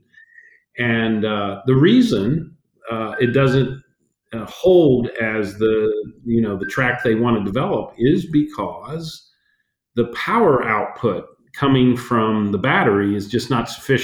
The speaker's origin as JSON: {"language": "English", "region": "Central Ohio", "country": "United States", "tie": "born or raised there", "said": "growing up in Central Ohio, my dad was a veterinarian, and we were in the center of farmland"}